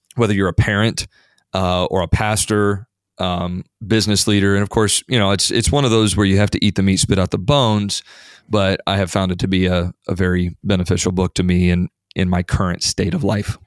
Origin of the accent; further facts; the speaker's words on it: Indiana, United States; having been born and raised in Indiana